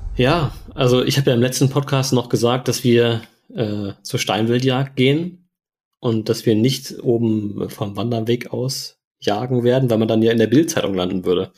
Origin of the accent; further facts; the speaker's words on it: Germany; wir eben als äh, Deutsche